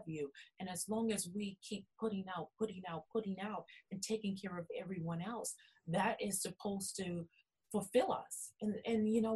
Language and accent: English; New Orleans, Louisiana, United States; I'm originally from New Orleans, Louisiana